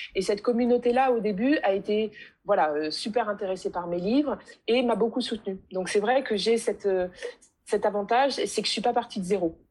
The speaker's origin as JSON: {"language": "French", "country": "France", "tie": "born or raised there", "said": "je suis née en France et j'ai été à l'école de la République française"}